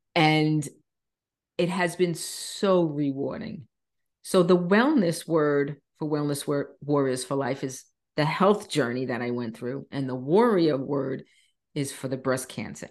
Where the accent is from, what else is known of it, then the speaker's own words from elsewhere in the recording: Long Island, New York, United States; moved away as an adult; now in Florida, United States; I was born and raised on Long Island, New York